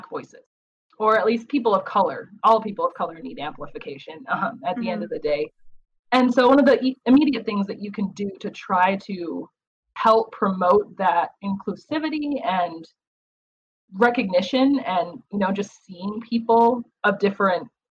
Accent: Wisconsin, United States; I grew up in Wisconsin.

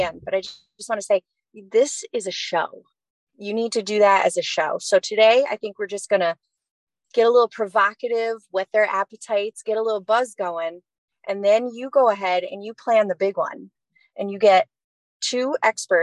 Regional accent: Watertown, New York, United States; moved away; also born or lived in Saratoga area, New York; I grew up in the Flatlands, near Watertown, New York.

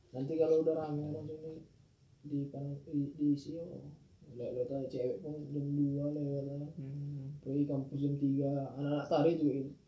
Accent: Medan, North Sumatra, Indonesia; moved away; orang Medan

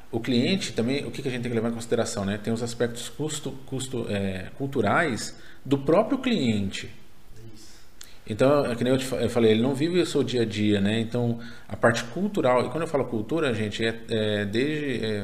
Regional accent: Paraná, Brazil; eu, eu sou paranaense, o tomate vende lá.

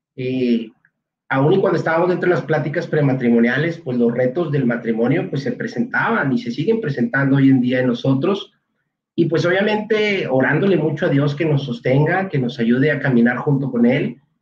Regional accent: Monterrey, Nuevo León, Mexico; somos de aquí en Monterrey, ambos nacimos aquí, aunque nuestros padres no son regiomontanos, pero sí ambos crecimos aquí

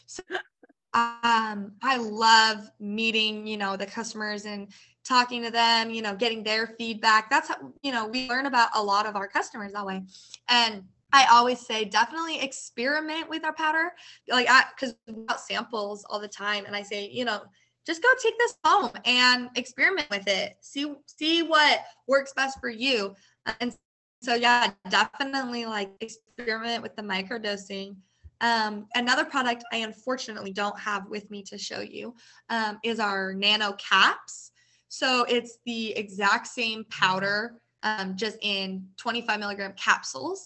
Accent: Colorado, United States; now in Oklahoma, United States; I'm actually from Colorado.

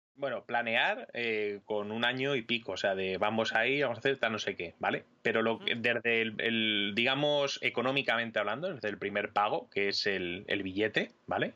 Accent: Madrid, Community of Madrid, Spain; yo eh, soy madrileño

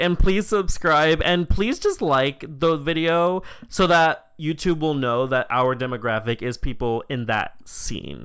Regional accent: United States; we're literally American

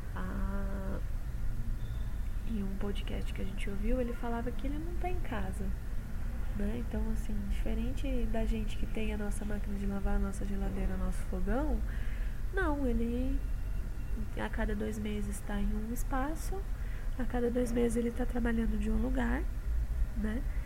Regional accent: Jundiaí, São Paulo, Brazil; eu sou de Jundiaí

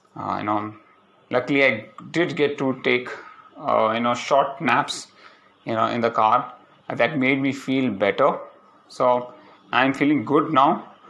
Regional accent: Palakkad, Kerala, India; moved away; reached Palakkad, and uh, it's my hometown.

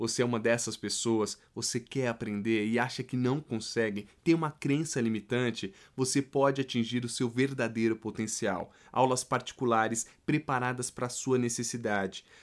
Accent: Jussara, Goiás, Brazil; accent: meio mineiro; moved away as an adult; also born or lived in Goiânia, Brazil; now in Switzerland; Eu sou do interior de Goiás no interior

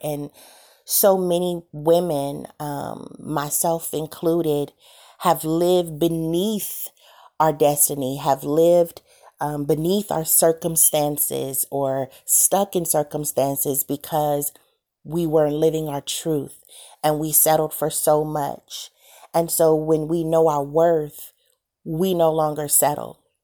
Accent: Santa Monica, California, United States; I'm from California, born and raised in Santa Monica

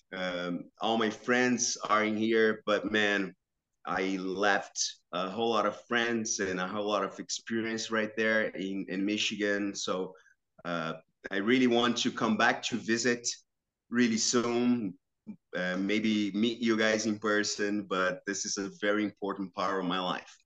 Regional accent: São Caetano do Sul, São Paulo, Brazil; moved away as an adult; now in Detroit, United States; I grew up in in the city called São Caetano, which is uh, belongs to Metro São Paulo

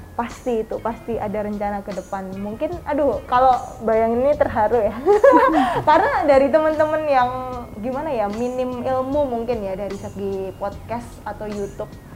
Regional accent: Klaten, Central Java, Indonesia

